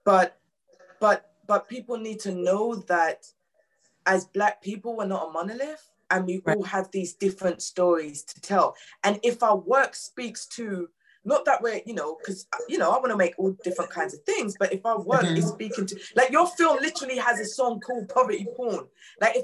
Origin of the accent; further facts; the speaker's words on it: London, United Kingdom; I grew up in New Cross